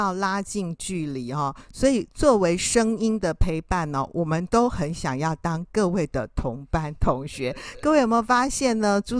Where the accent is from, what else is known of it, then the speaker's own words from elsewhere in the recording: Taiwan; 可是我们台湾人非常喜欢用 Line，对不对哈？